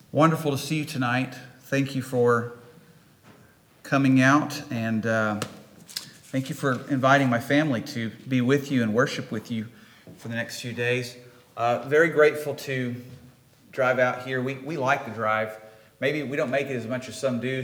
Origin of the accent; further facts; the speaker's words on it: Midwest, United States; accent: Midwestern; my best Midwestern accent